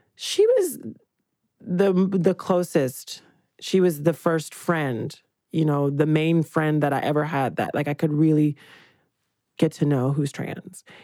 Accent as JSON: {"language": "English", "region": "Georgia", "country": "United States", "said": "I'm from Georgia"}